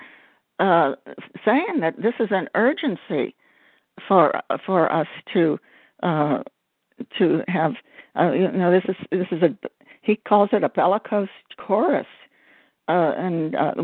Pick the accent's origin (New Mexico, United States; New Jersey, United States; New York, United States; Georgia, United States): Georgia, United States; I'm from Georgia